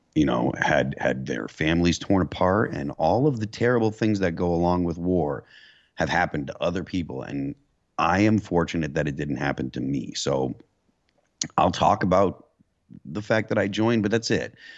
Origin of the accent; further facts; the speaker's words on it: Western Massachusetts, United States; I grew up in New England, so, like, um, you know, being from Western Massachusetts